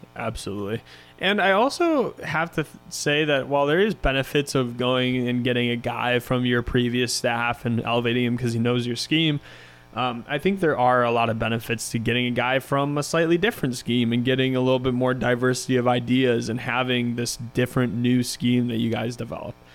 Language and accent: English; Chicago, Illinois, United States; living in Chicago for as long, growing up in Chicago